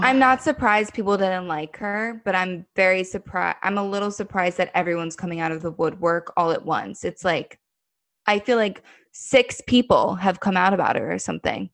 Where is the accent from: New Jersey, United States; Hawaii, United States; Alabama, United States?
New Jersey, United States; moved away as an adult; also born or lived in New York City; now in New York, United States; I moved into the city, like, um, a little over six months ago. But I come, I'm, New Jersey is very close to New York